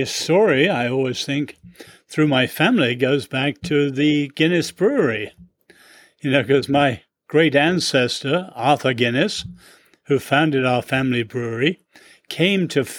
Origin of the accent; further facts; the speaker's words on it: China; born there; And my parents were born in China and I was born in China.